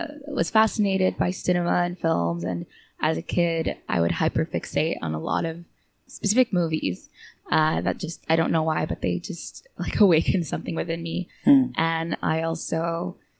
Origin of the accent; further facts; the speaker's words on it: Canada; moved away as an adult; now in Seoul, South Korea; I'm originally from Canada, but I've been living here for about almost 3 years now